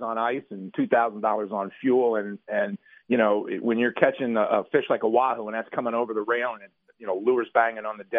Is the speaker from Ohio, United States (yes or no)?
no; New Jersey, United States; I'm from Jersey.